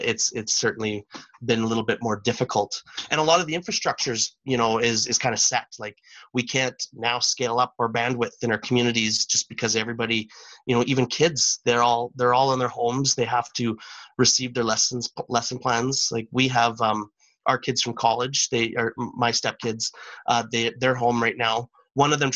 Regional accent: Teslin, Yukon, Canada; now in Whitehorse, Canada; I'm from Teslin, so I was born and raised in Teslin, Yukon, which is about 180 kilometers south of Whitehorse

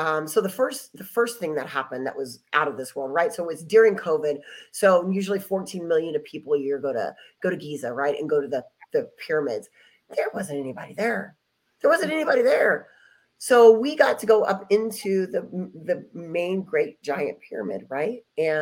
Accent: Dallas, Texas, United States; born there; So I was born in Dallas, Texas.

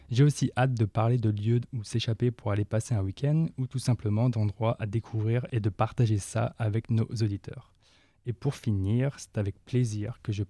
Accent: northern France, France; moved away as an adult; now in Vancouver, Canada; Oui, alors je suis originaire du nord de la France où j'ai grandi et fait mes études dans le domaine des télécommunications.

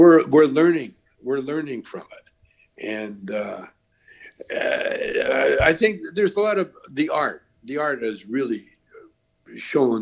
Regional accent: Canada; I'm Canadian.

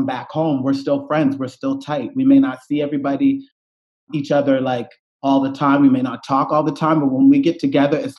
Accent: Cherry Brook, Nova Scotia, Canada; now in Toronto, Canada; I grew up, I'm from a small community called Cherry Brook

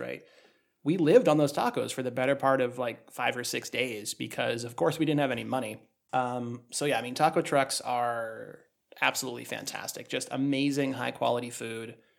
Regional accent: New England, United States; we're from New England

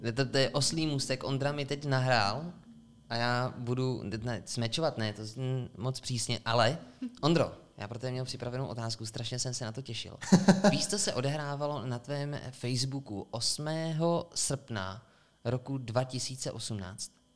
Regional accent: Sokolov, Karlovy Vary Region, Czechia; now in Plzeň, Czech Republic; My jsme ze západu, ze Sokolova

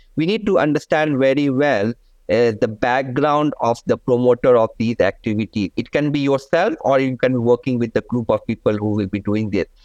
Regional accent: India; now in Malaysia; I come originally from India

